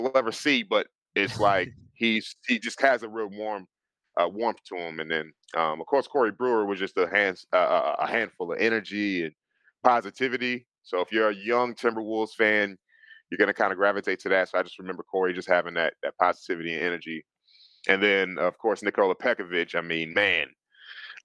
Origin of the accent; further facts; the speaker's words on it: Minneapolis, Minnesota, United States; moved away as an adult; now in Atlanta, United States; born and raised in Minneapolis, Minnesota. I moved to Atlanta maybe 15 years ago